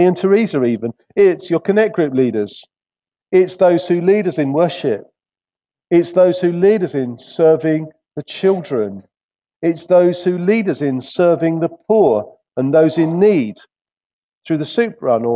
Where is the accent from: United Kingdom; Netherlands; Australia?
United Kingdom; England; being English